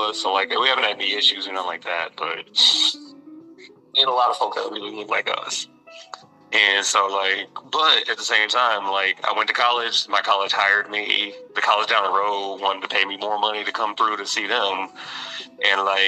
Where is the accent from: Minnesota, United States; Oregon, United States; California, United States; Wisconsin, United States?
Minnesota, United States; Minneapolis; moved away as an adult; now in Mankato, United States; It was a nice place to go to high school. Nice place to grow up.